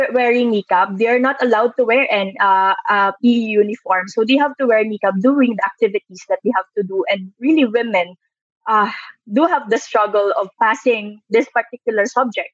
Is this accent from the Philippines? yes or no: yes; Iloilo City, Western Visayas, Philippines; now in Manila, Philippines; growing up in Iloilo, living in Manila